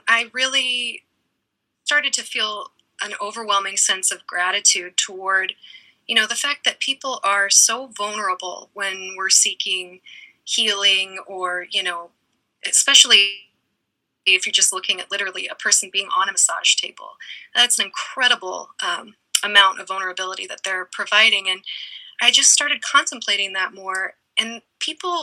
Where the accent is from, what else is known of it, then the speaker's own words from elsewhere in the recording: Eugene, Oregon, United States; moved away as an adult; also born or lived in East Coast; I grew up in Eugene, Oregon, and have spent most of my life in Eugene